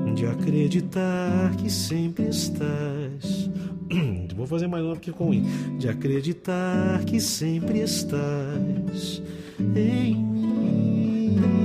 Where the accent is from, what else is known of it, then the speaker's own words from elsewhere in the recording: Campinas, São Paulo, Brazil; eu sou de Campinas, não sou de Minas Gerais.